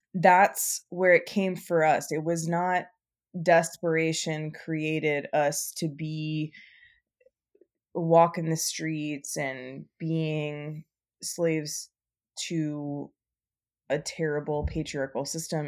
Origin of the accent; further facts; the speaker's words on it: Nevada, United States; also born or lived in New Orleans / New Mexico; now in Portland, United States; I grew up in Nevada